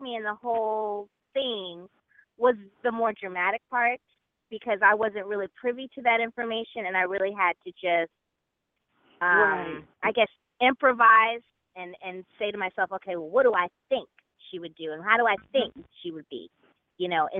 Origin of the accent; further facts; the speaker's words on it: Los Angeles, California, United States; also born or lived in Chicago, Illinois / New York City; I was born in Chicago